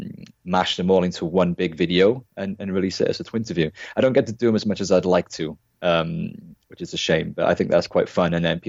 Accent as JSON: {"language": "English", "town": "Cardiff", "region": "Wales", "country": "United Kingdom", "said": "we're all from Cardiff, South Wales"}